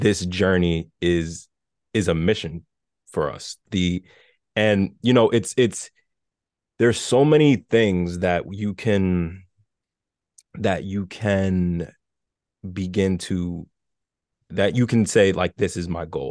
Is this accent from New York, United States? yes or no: yes; New York City, New York, United States; I'm from New York City, so I remember taking the train as a kid to, to school, so I grew up in the Bronx